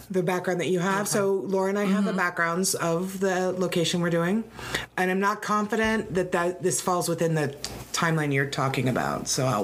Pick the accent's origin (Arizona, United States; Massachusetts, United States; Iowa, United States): Arizona, United States; Phoenix; for right. most Phoenicians, we all still call it Squaw Peak